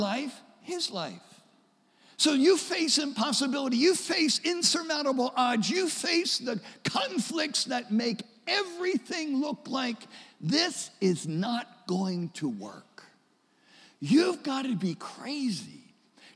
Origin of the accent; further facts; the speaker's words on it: Delaware, United States; I grew up in Delaware. I was born in Delaware.